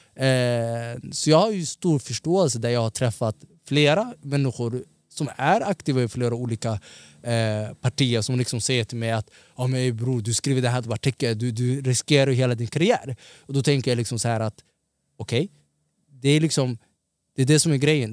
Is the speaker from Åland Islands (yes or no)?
no; Stockholm, Stockholm County, Sweden; also born or lived in Somalia (ancestry); jag är från Tensta.